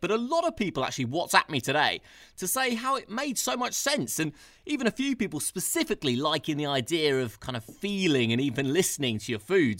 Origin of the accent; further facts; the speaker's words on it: London, United Kingdom; I'm a Londoner